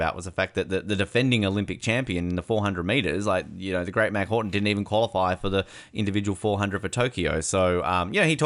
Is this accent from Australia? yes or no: yes; Australia; moved away as an adult; now in United States; I'm Australian